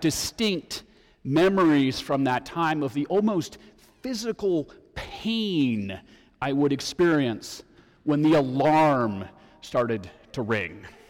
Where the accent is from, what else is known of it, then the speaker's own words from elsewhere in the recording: Denver, Colorado, United States; growing up in Denver when I was in high school